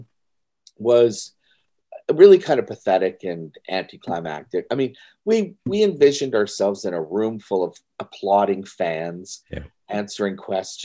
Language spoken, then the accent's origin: English; Timmins, Ontario, Canada; moved away; I was born and raised in Timmins, Ontario